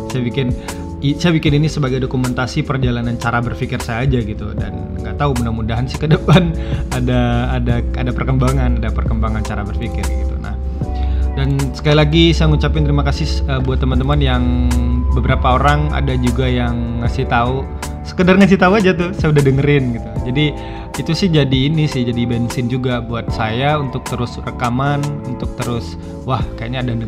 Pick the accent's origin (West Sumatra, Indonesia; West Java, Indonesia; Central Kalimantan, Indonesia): West Sumatra, Indonesia; Sungai Geringging; Sugar itu singkatan dari tempat saya kecil, dibesarkan dan eh, ya kampung saya di situ. Sugar Sungai Geringging